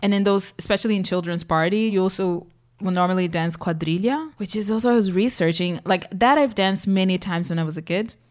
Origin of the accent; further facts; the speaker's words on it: São Paulo, Brazil; growing up in Sao Paulo